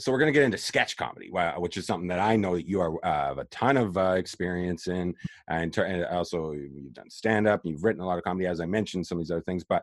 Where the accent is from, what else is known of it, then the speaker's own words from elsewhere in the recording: Canada; of course, as being Canadian, on top of all that, and Saturday Night Live, like that era of Saturday Night Live, I was way into and attached to Saturday Night Live.